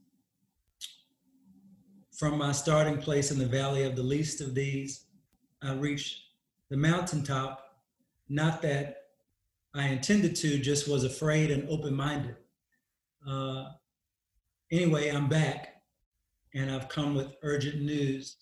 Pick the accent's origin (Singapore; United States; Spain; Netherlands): United States; Dallas, Texas; moved away as an adult; also born or lived in New York / Austin; I'm from Dallas.